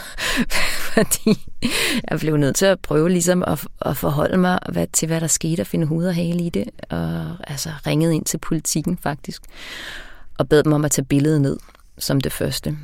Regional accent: Mozambique; now in Denmark; Mozambique, hvor jeg er opvokset

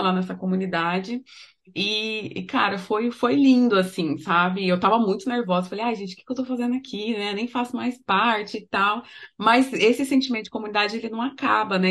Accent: Três Lagoas, Mato Grosso do Sul, Brazil; also born or lived in Dourados; eu também sou de Três Lagoas, morei muito tempo em Dourados, mas sou de Três Lagoas

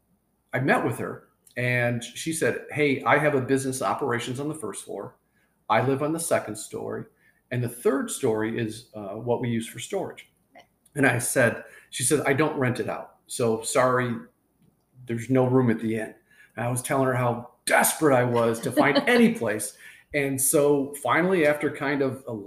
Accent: Michigan, United States; moved away as an adult; also born or lived in Marietta, Ohio; when I grew up in Michigan

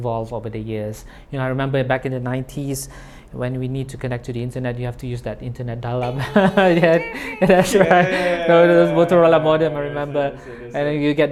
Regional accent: Tawau, Sabah, Malaysia; we were based in, we're from Tawau

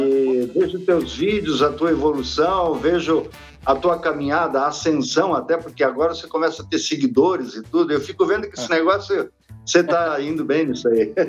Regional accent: Brazil; nunca saí aqui do Brasil

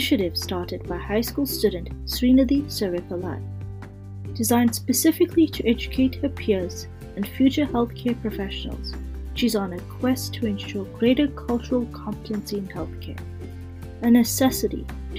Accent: Canada; I'm a Canadian medical student

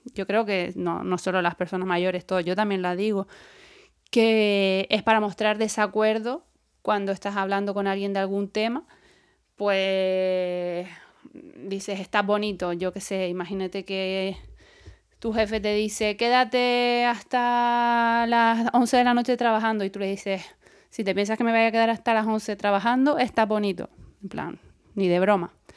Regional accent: Canary Islands, Spain; accent: Canarian; en Canarias eh, nuestro dialecto, por no llamarlo idioma, porque no, es, un idioma oficial, hablamos en, canario

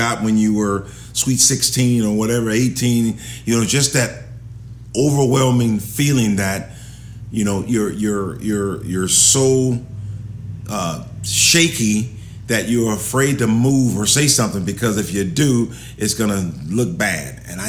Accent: Arizona, United States; also born or lived in California, United States; I'm California boy. I'm growing up in Arizona. I haven't been in no cold weather.

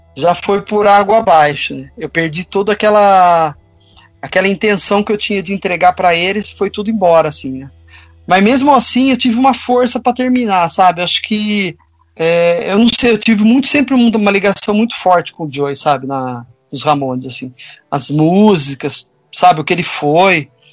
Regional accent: Campinas, São Paulo, Brazil; eu sou de Campinas

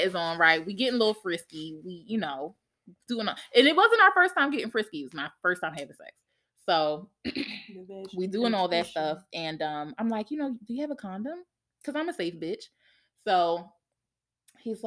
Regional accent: Philadelphia, Pennsylvania, United States; I am from Philly

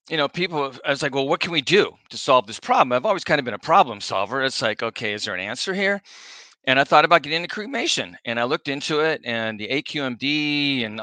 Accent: La Mesa, California, United States; now in Orange County, United States; I grew up in La Mesa, which is out by San Diego State.

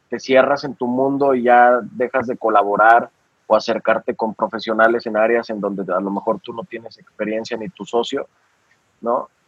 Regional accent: Aguascalientes, Mexico; born there; yo soy de. Yo soy, yo nací en, Aguascalientes

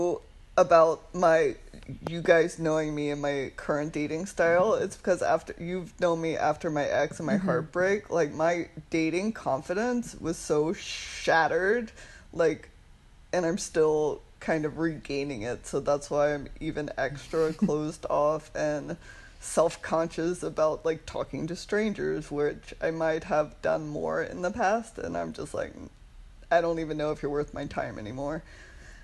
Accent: United States; we're American and we're new to Berlin

